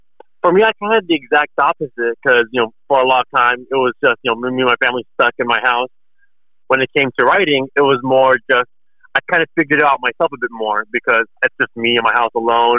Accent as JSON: {"language": "English", "region": "California", "country": "United States", "said": "coming from California"}